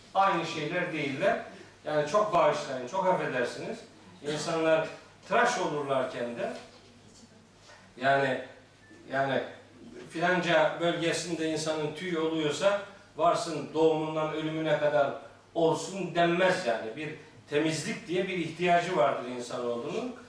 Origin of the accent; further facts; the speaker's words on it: Black Sea Region, Turkey; Bizim Karadeniz'de